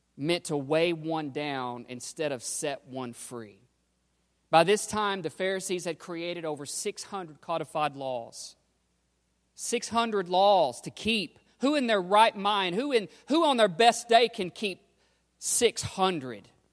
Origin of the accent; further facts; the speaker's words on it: United States; we're American Christians